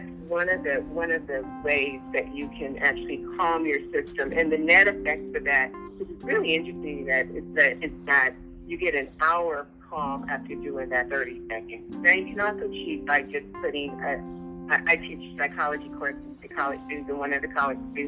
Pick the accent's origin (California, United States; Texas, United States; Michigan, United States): California, United States; Los Angeles; I was born and raised in Los Angeles, in South Central Los Angeles